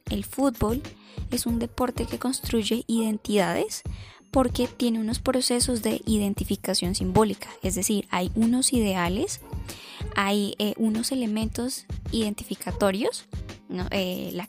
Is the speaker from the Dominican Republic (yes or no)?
no; Colombia; entonces me pongo la camisa, digo que soy de Colombia, me siento orgulloso por ser colombiano